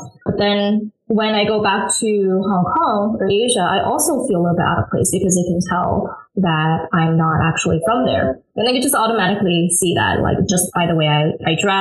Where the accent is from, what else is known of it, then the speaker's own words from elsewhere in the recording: San Francisco, California, United States; I'm from San Francisco. And so the area that I grew up in San Francisco